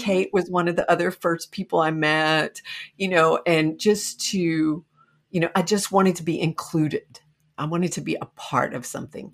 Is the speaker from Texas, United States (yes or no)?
yes; Buckholts, Texas, United States; I grew up in a very small town in Texas, Buckholz, Texas.